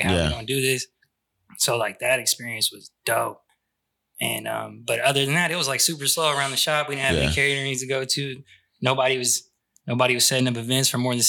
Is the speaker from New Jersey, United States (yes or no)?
no; Sacramento, California, United States; also born or lived in Madera, California; After third grade, I've been out here.